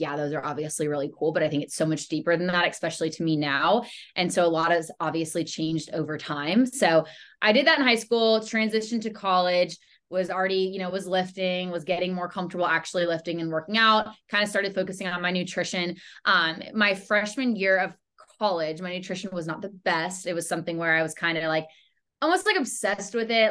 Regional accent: Charlotte, North Carolina, United States; I'm born and raised in Charlotte, North Carolina.

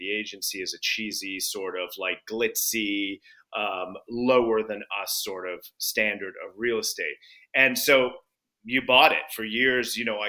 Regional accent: United Kingdom; And I'm British, so I am serious and composed by nature.

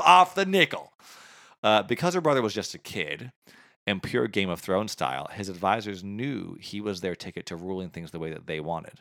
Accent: Canada

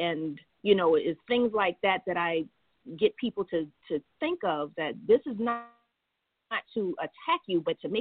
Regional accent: Charleston, South Carolina, United States; I am a Charleston native, Charleston, South Carolina

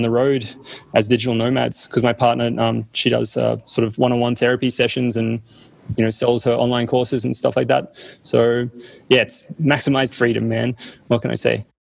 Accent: Australia; also born or lived in East Berlin, Germany; I more remember like just growing up in Australia

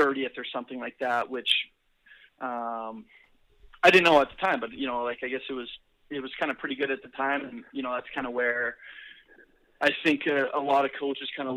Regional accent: Kimberley, British Columbia, Canada; also born or lived in Calgary; I was born in Calgary, but kind of grew up from 8 years until graduation in Kimberley, BC, and my folks still live here.

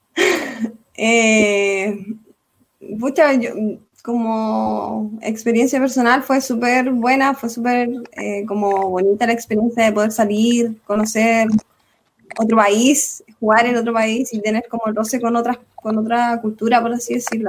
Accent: Chile; gritando nuestros nombres, así como chilenas

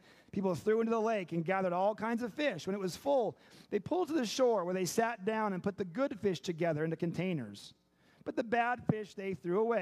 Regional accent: Seattle, Washington, United States; moved away; also born or lived in Chicago; I had the privilege of growing up in Seattle.

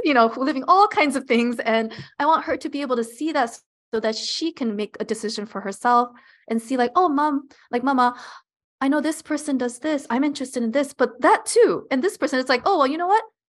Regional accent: Los Angeles, California, United States; I was born and raised in Los Angeles

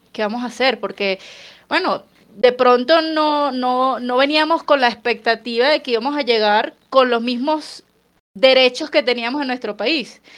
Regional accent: Caracas, Capital District, Venezuela; moved away as an adult; now in Colombia; yo que soy de Caracas, básicamente la ventana de mi, de mi cocina daba hacia el Ávila

